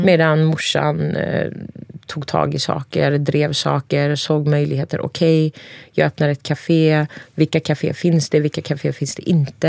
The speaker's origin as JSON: {"language": "Swedish", "town": "Cihanbeyli", "region": "Konya", "country": "Turkey", "also_born_or_lived": "Ankara, Turkey", "moved": "yes", "lives_now": "Sweden", "said": "I Jahanbeyli där jag kommer ifrån"}